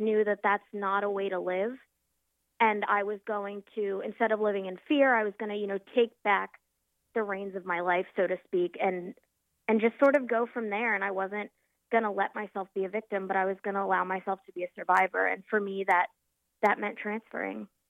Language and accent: English; Norfolk, Virginia, United States; also born or lived in Philadelphia, Pennsylvania; moved back home to my hometown of Norfolk, Virginia